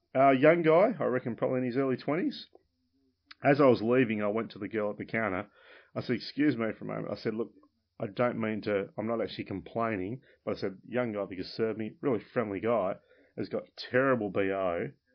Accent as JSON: {"language": "English", "area": "Launceston, Penguin", "region": "Tasmania", "country": "Australia", "tie": "born or raised there", "said": "I moved from Launceston to Penguin"}